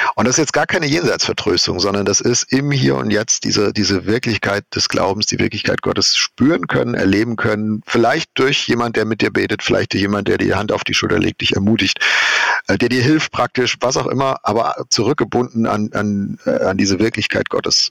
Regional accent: Germany; wir als Deutsche

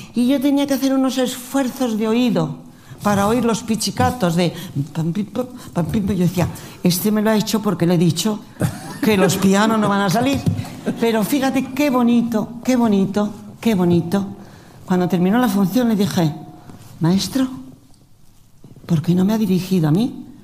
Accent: Spain; Nosotros estamos en España y somos los españoles.

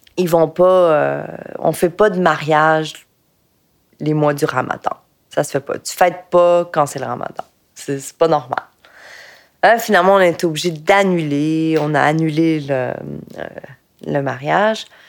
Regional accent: Quebec, Canada; je suis née au Québec

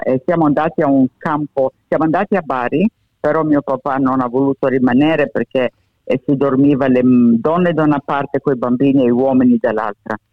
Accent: Alexandria, Alexandria Governorate, Egypt; first language Italian; also born or lived in Italy; now in Australia; Io vengo da Alessandria

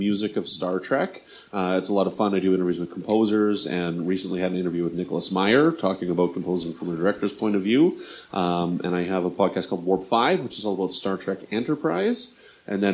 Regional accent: Canada; accent: Canadian; I'm Canadian. As you can probably tell from my my accent

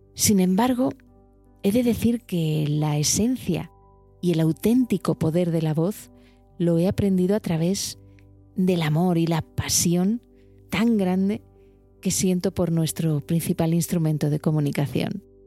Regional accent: Alicante, Valencian Community, Spain; moved away as an adult; also born or lived in Madrid; yo soy de Alicante

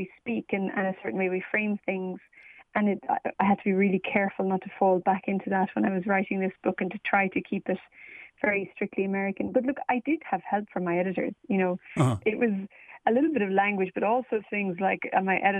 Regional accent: Galway, Connacht, Ireland; moved away as an adult; now in Perth, Australia; I'm from Galway in the west of Ireland, though I live now in the west of Australia in Perth. We emigrated in 2011.

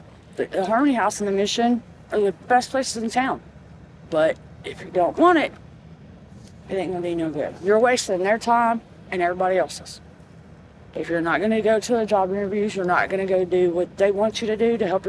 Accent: United States; I was raised here. I was raised in Wayne County.

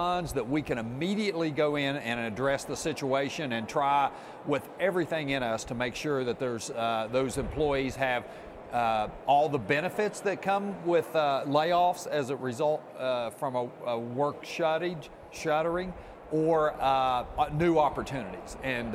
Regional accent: Jackson County, West Virginia, United States; I'm from Jackson County

